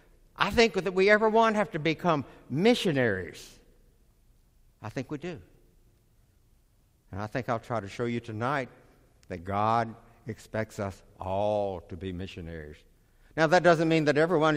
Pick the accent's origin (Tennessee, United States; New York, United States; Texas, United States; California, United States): Tennessee, United States; Columbia; moved away; also born or lived in Nashville, Tennessee; I'm originally from Columbia, Tennessee